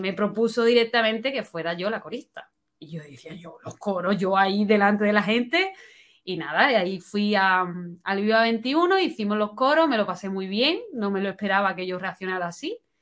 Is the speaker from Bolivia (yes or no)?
no; Spain; also born or lived in London; me sentía decepcionada con mi país porque no me daba oportunidades